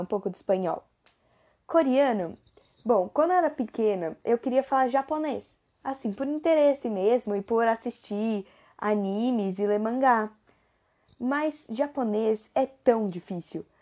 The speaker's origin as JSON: {"language": "Portuguese", "country": "Brazil", "first_language": "Portuguese", "said": "português é minha língua nativa"}